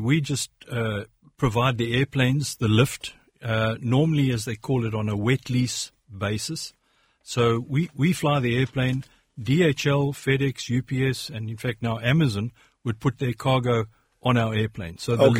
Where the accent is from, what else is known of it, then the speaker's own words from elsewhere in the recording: South Africa; born there; accent: South African; I was born in South Africa. I've got Irish roots and an Irish name.